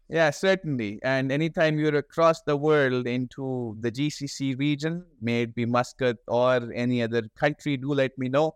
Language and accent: English; Pakistan